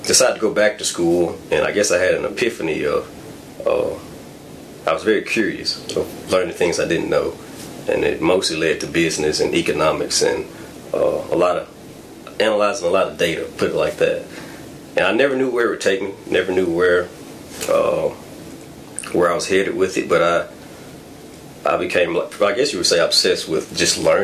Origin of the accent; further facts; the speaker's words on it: Grovefield, Alabama, United States; I was born and raised in Southwest Alabama, a small town called Grovefield, Alabama